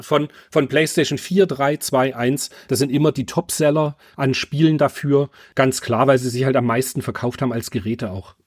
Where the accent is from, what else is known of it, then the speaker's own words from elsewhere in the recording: Germany; ich bin halt in der DDR groß geworden